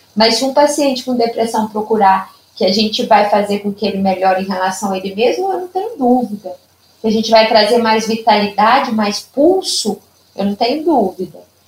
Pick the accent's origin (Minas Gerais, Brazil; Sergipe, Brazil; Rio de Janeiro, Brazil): Minas Gerais, Brazil; Lima Duarte; accent: Zona da Mata Mineira; also born or lived in São José dos Campos, São Paulo; now in Juiz de Fora, Brazil; E eu sou é, nascida em São José dos Campos, né, em São Paulo, mas eu sou mineira, né? Porque eu fui criada, só nasci, morei até três anos de idade e vim para Lima Duarte, que é uma cidadezinha aqui do interior de Minas, perto de Juiz de Fora